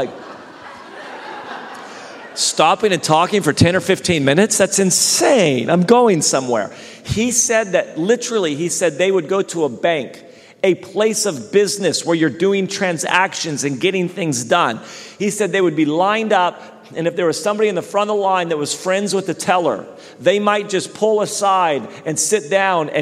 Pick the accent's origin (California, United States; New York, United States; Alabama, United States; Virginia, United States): California, United States; Redding; when I grew up in Reading, we have lakes